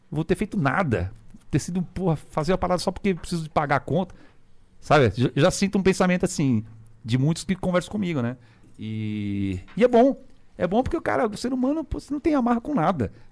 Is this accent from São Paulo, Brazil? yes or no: no; Minas Gerais, Brazil; eu falei, eu vim de Minas